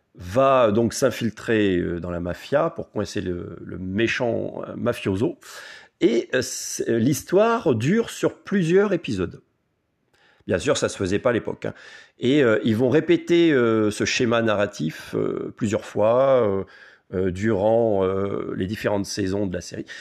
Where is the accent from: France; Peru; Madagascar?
France; chez nous, en France